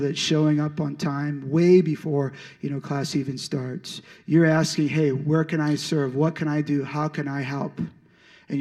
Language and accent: English; St. Louis, Missouri, United States; moved away as an adult; also born or lived in Chico, California; I was in St. Louis, Missouri. That's where I'm originally from